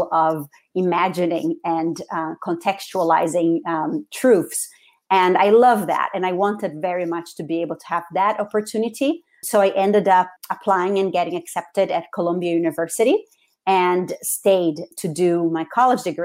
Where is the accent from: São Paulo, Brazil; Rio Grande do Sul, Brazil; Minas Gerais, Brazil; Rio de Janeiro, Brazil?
Rio de Janeiro, Brazil; English is a second language; moved away as an adult; now in United States; I was born and raised in Rio de Janeiro in Brazil, and I came to the United States originally to study English for 1 year